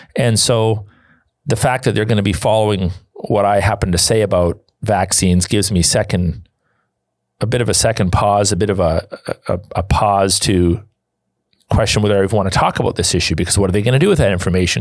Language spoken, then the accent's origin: English; Canada; I'm a Canadian